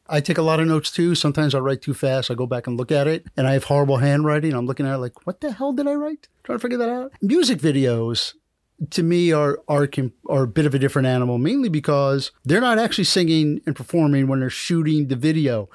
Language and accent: English; New York, United States; also born or lived in Washington, D.C. / New England; now in Miami, United States; I grew up in New York